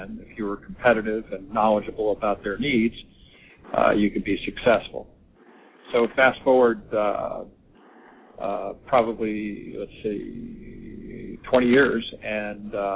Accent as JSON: {"language": "English", "town": "Washington", "region": "District of Columbia", "country": "United States", "tie": "born or raised there", "also_born_or_lived": "West Coast", "moved": "as an adult", "lives_now": "Annapolis, United States", "said": "my hometown of Washington, D.C."}